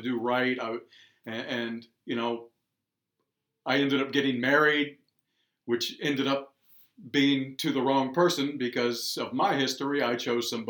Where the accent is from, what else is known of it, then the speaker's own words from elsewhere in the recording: Virginia, United States; moved away as an adult; now in Quad Cities, United States; I'm originally from Virginia, and about 10 years ago, I ended up in the Quad Cities and have made a home out of it.